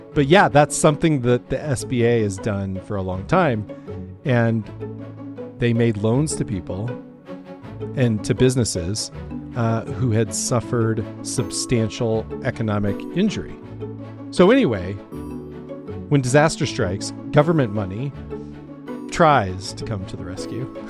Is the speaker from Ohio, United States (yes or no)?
no; Nebraska, United States; I grew up in Nebraska, uh, you know, on the, on the Great Plains